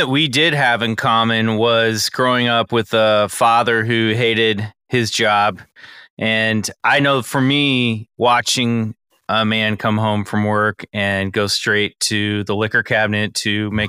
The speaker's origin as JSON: {"language": "English", "region": "suburbs of Kansas", "country": "United States", "tie": "born or raised there", "moved": "yes", "said": "growing up as a kid in the suburbs of Kansas"}